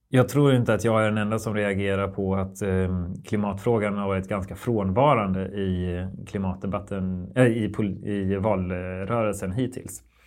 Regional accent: West Sweden, Sweden; i Västsverige där jag växte upp.

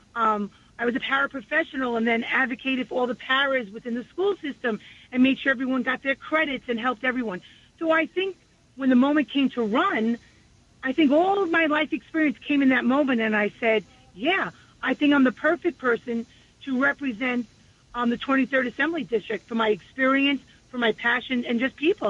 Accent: New York City, New York, United States; I was born and raised on the peninsula, and I'm raising my family there

